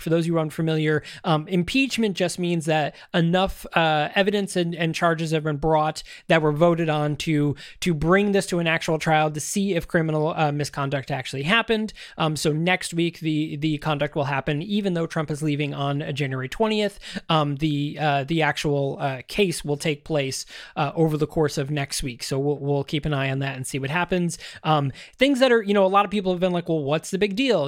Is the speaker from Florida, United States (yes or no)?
no; Syracuse, New York, United States; my hometown right here in Syracuse